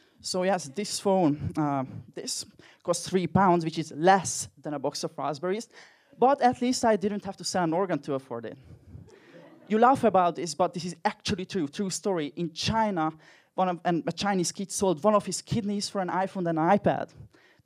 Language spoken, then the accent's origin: English; Hungary; English is a second language; moved away; I'm personally from Hungary, as you can probably tell from my accent.